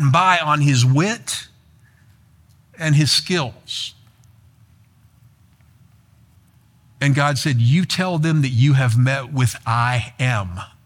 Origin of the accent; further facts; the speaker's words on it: South Florida, United States; also born or lived in the South; I grew up in South Florida, lived in the South